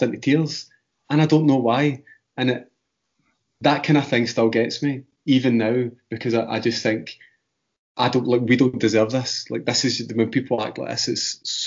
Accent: west of Scotland, United Kingdom; when I leave Scotland, and especially the west of Scotland

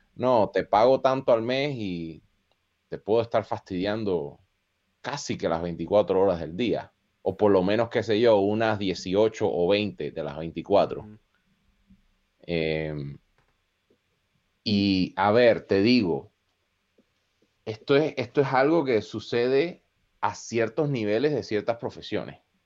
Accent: Costa Rica; moved away; also born or lived in Chicago, United States; yo crecí en Costa Rica

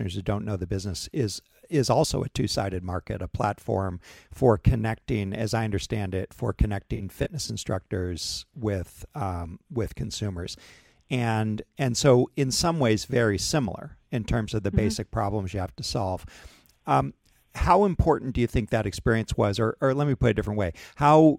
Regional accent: New England, New Hampshire, United States; I grew up in New England and New Hampshire

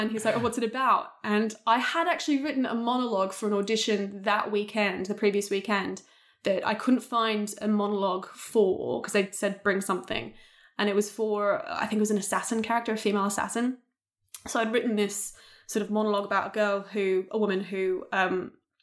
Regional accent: Australia; accent: Australian; moved away; I'd actually denied being Australian for a lot because I thought that people wouldn't hire me for English roles because they'd always hear my Australian accent

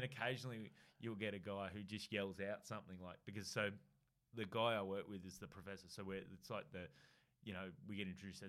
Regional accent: Australia

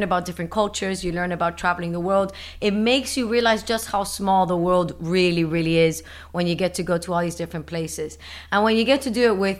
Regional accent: Miami, Florida, United States; I grew up in Miami

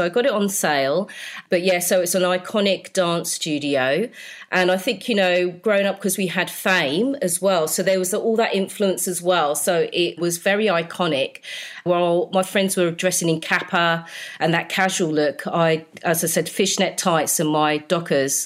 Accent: Slough, South East England, United Kingdom; I grew up in Slough.

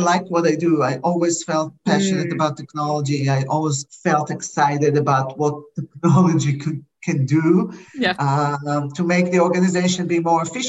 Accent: Israel; English is a second language; moved away as an adult; now in United States; originally I came to the US from Israel. I didn't speak good English

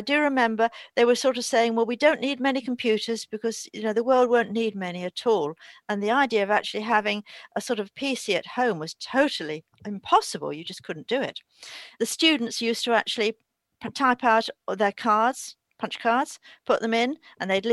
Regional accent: London, United Kingdom; also born or lived in New Forest; I was a Londoner, but I always, as a child, used to come down to the New Forest. So that I was going to school in London

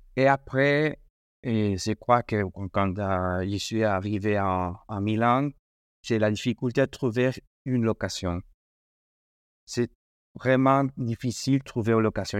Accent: Madrid, Community of Madrid, Spain; French is a second language; moved away; also born or lived in Italy; je suis espagnol, je suis espagnol de, Madrid.

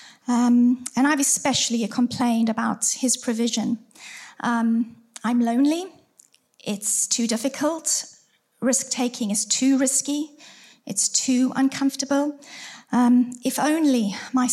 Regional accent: South Africa; moved away as an adult; also born or lived in Surrey, United Kingdom; now in Farnworth, United Kingdom; We are originally from South Africa, but we lived in Surrey for around 18 years

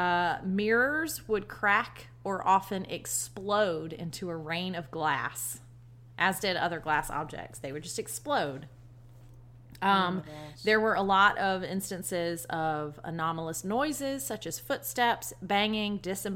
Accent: Savannah, Georgia, United States; my hometown of Savannah, Georgia

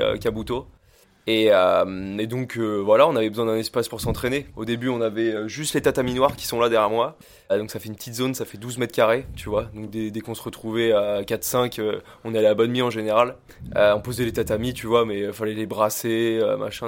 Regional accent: Île d'Oléron, Nouvelle-Aquitaine, France; also born or lived in La Rochelle; né à La Rochelle, mais j'ai grandi, euh, voilà, j'ai grandi à Oléron

